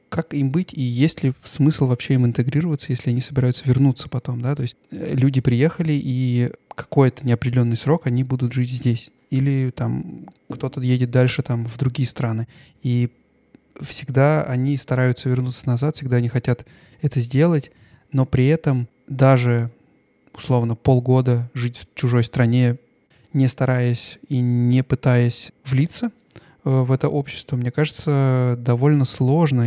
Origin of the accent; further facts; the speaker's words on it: Russia; now in Stuttgart, Germany; я из России